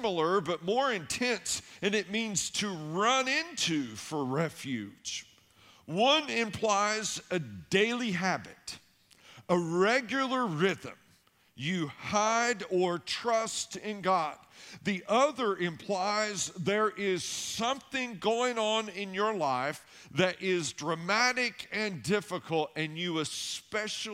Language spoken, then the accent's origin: English; Tennessee, United States; I grew up in Tennessee, and I lived way back in the woods.